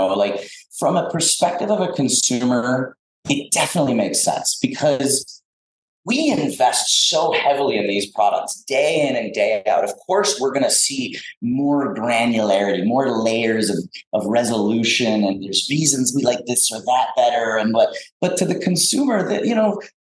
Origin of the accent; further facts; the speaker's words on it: South Florida, United States; moved away; I grew up in South Florida, so I'm a citrus kind of tropical fruit guy